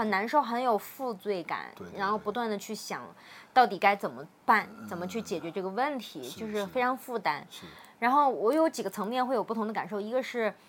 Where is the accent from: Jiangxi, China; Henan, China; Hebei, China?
Henan, China; Xinxiang; now in Guiyang, China; 尤其是后面我们又从河南新乡搬到贵州贵阳了之后呢